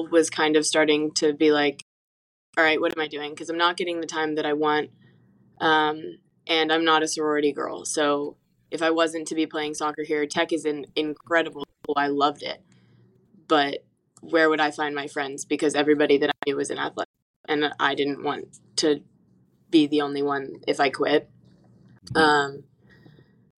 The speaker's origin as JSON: {"language": "English", "town": "Norfolk", "region": "Virginia", "country": "United States", "said": "I am from Norfolk"}